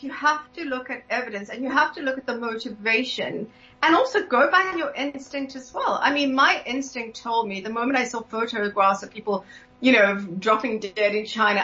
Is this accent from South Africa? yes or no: yes; South Africa; growing up in South Africa